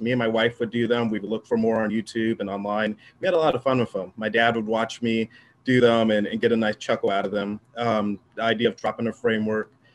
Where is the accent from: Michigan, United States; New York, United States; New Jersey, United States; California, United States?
California, United States; Southern; I'm from Southern California